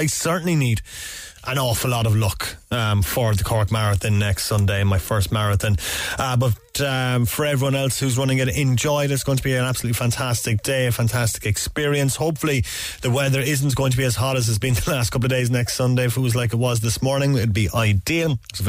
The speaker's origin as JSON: {"language": "English", "town": "Derry", "region": "Northern Ireland", "country": "United Kingdom", "accent": "Derry", "moved": "yes", "said": "I'm from Derry myself"}